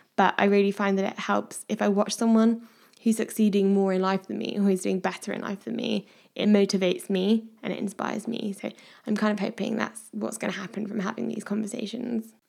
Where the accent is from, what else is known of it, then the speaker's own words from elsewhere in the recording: Midlands, United Kingdom; now in Devon, United Kingdom; I am currently living in Devon, but I'm originally from the Midlands.